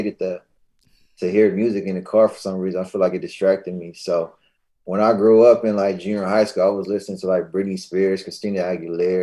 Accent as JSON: {"language": "English", "town": "Lancaster", "region": "California", "country": "United States", "tie": "born or raised there", "said": "I grew up in Lancaster"}